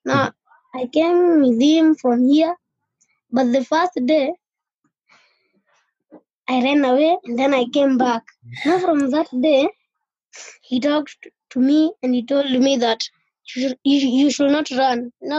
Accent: Nairobi, Kenya; I was born in Madare, in the slums of Madare. I had the full family.

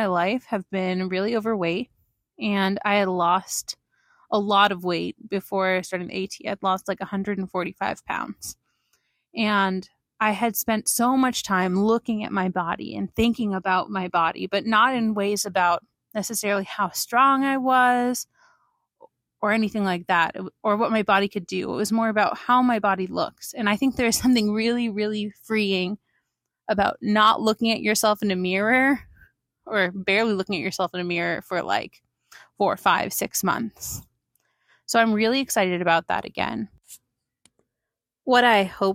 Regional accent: Pennsylvania, United States; now in Princeton, United States; I'm originally from Pennsylvania, and I've been living for about a year and a half now in Princeton, New Jersey

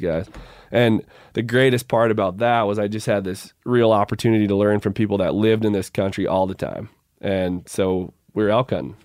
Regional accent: Midwest, United States; moved away; growing up in the Midwest

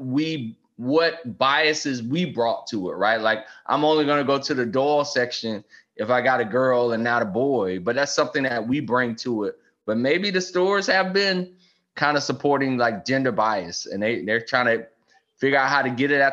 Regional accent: South Carolina, United States; That's my home state

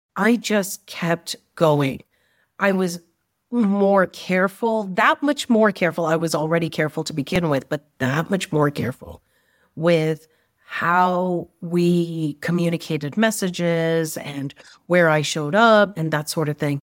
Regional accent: Canada; I was brought up in Canada with a strong Indian background and family

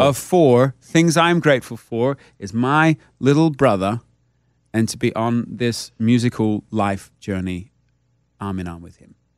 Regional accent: Australia; now in United States

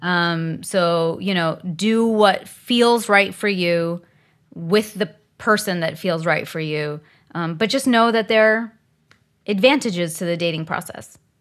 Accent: India; I'm Indian, and in the Indian community

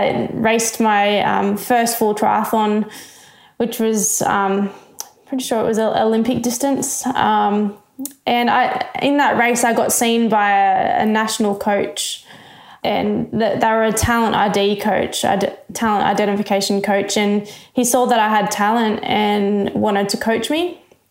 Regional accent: New South Wales, Australia; I loved the water. So I grew up as a swimmer.

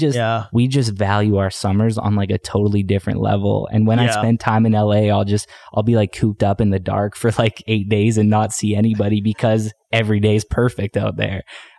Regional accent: Canada; I mean, as Canadians, like we have, like personally as a Canadian artist, I just have so much pride in Canadian music.

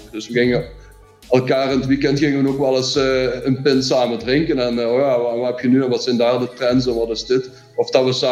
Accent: Limburg, Flanders, Belgium; als Limburgers eh, had je twee keuzes, of je ging naar Genk, of naar Lommel, of naar Sint-Truiden.

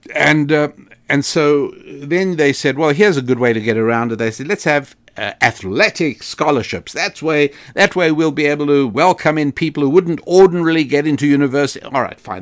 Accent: United States; I am an American

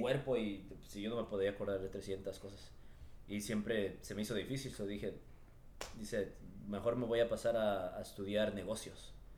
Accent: Los Angeles, California, United States; yo crecí en, en Echo Park, aquí en, por, el, por el centro de Los Ángeles

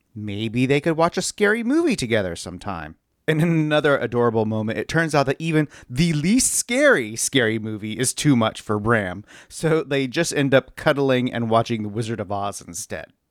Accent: California, United States; I grew up here in California

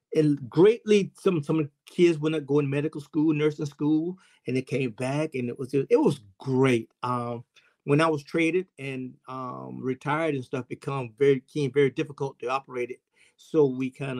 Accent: South Carolina, United States; I'm a South Carolinian

